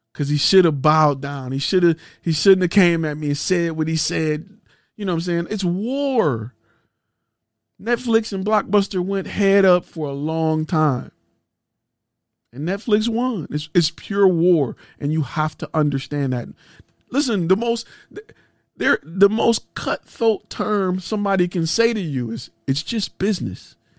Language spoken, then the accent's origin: English; Detroit, Michigan, United States; I'm from Detroit